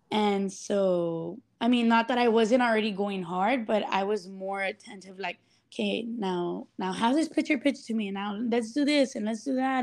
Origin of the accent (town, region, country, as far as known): Laredo, Texas, United States; born or raised there